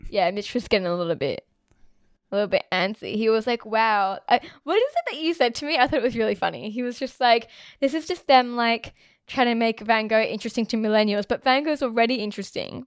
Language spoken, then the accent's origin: English; Australia; I was born here and I was raised here in Australia.